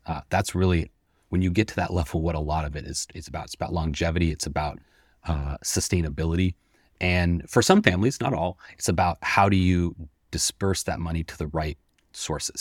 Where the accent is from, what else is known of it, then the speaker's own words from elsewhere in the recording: Seattle, Washington, United States; I'm born and raised in Seattle